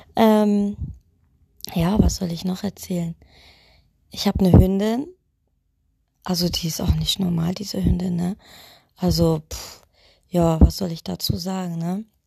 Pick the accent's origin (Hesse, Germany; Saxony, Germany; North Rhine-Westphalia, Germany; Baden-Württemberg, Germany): Saxony, Germany; Leisnig; now in Witten, Germany; bin geboren in Leisnig, irgendwo im Osten, ganz, ganz tief, keine Ahnung wo